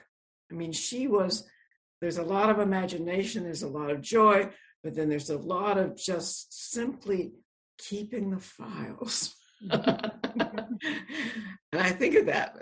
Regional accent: Shreveport, Louisiana, United States; the house I grew up in Shreveport, Louisiana

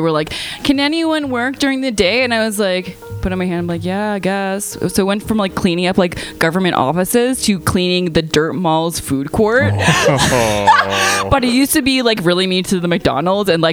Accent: Dartmouth, Nova Scotia, Canada; now in Montreal, Canada; there's a toy library where I grew up in Dartmouth

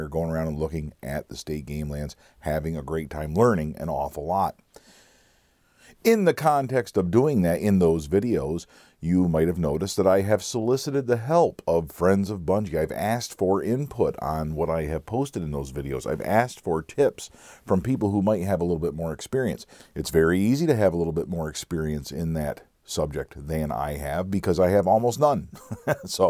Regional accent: Pennsylvania, United States; We, from Pennsylvania folks, lots of times refer to ourselves as what county we're from.

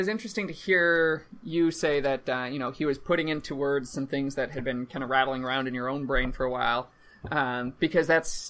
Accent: Minnesota, United States; as a Minnesotan, as a Midwestern

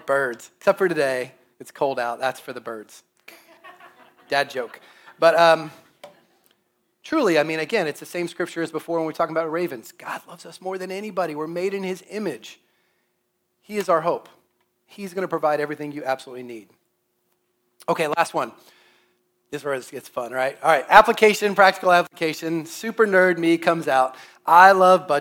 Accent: Kansas City, Missouri, United States; when I was growing up in Kansas City

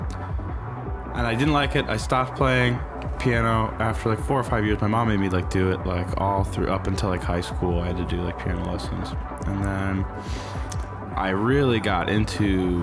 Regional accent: Chicago, Illinois, United States; I'm from the Chicago area.

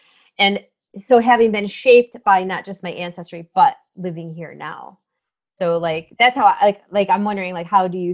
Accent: Utica, New York, United States; I'm from Utica, New York

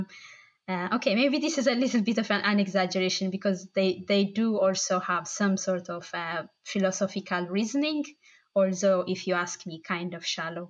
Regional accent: Bahir Dar, Amhara, Ethiopia; also born or lived in Addis Ababa, Ethiopia; now in Dublin, Ireland; I'm originally from Bahardar. It's kind of the northern-ish side of Ethiopia, and I lived in Addis as well

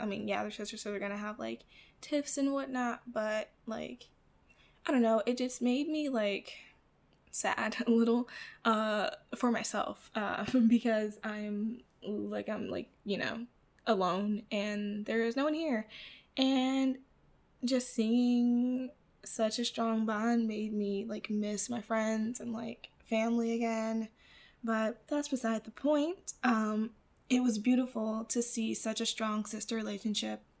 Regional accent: Midwest, United States; I grew up in the Midwest in an apartment with my mother and my grandmother

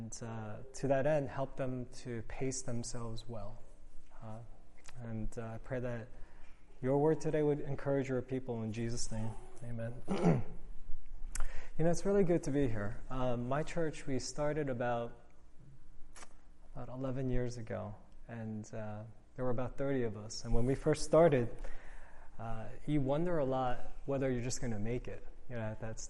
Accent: New York City, New York, United States; moved away as an adult; now in Northern Virginia, United States; I'm from New York City

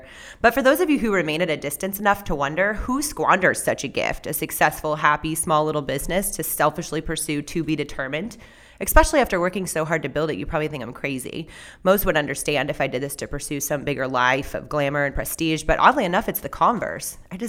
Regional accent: California, United States; I was born and raised in Southern California.

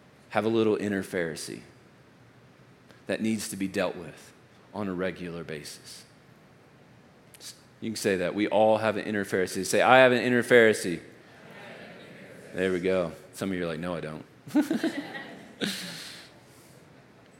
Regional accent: Texas, United States; I'm from Texas.

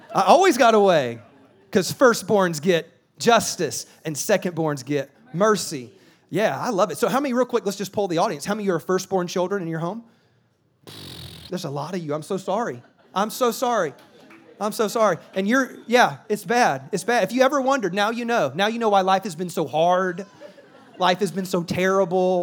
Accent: South Carolina, United States; now in California, United States; I live in California, but I'm from South Carolina

